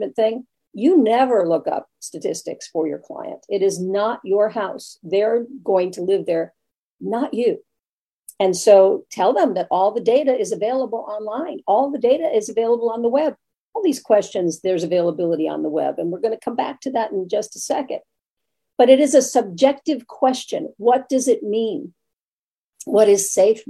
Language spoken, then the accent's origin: English; New York, United States; moved away; also born or lived in Brooklyn; I'm originally from New York